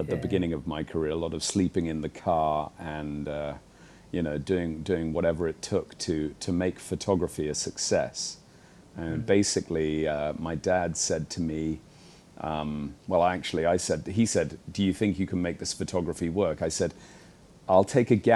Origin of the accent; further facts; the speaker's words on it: United Kingdom; now in Hong Kong; I'm British